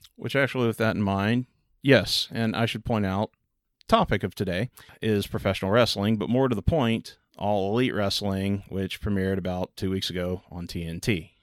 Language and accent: English; Texas, United States; growing up in Texas